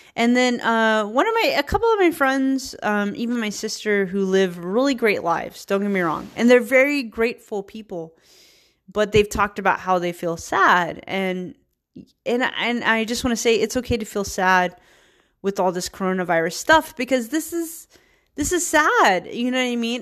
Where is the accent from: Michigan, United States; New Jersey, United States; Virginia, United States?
Virginia, United States; moved away as an adult; also born or lived in Richmond, Virginia; now in San Francisco, United States; I'm a hillbilly from Virginia